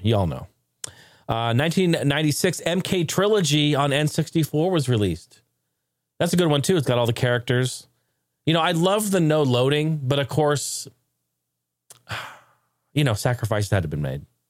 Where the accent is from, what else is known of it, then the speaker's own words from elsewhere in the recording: Oregon, United States; I grew up in Oregon